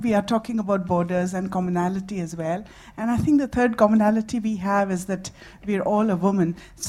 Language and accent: English; India; moved away as an adult; now in Scotland, United Kingdom; I've been born and raised in India and came to Scotland and lived more than half of my life here.